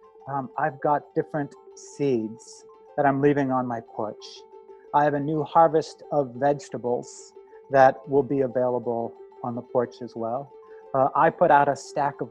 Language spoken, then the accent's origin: English; Midwest, United States; also born or lived in New York / Montreal / San Francisco; now in New Orleans, United States; I was a painter from the Midwest.